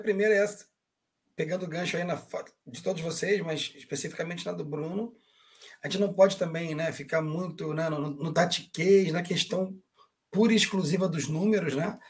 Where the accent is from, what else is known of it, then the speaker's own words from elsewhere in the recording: Brazil; Somos brasileiros sim, mas somos latinos